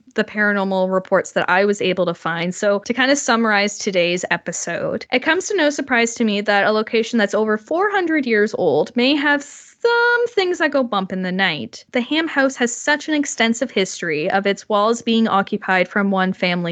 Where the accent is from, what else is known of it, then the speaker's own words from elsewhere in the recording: Canada; I am Canadian